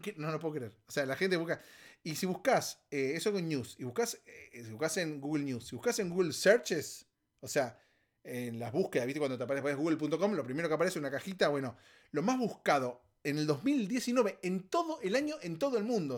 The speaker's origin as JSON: {"language": "Spanish", "country": "Argentina", "moved": "yes", "said": "Argentina, en mi país, en mi país de origen"}